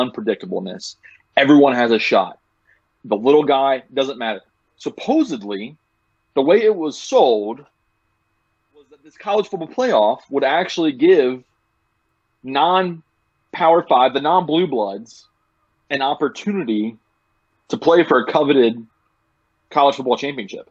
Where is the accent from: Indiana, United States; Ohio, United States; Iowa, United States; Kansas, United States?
Ohio, United States; Cincinnati; Super proud to be from Cincinnati